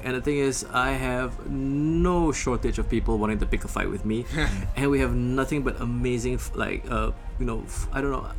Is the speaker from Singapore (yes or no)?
yes; Singapore; also born or lived in Indonesia; growing up in Singapore, and then like for a certain part in Indonesia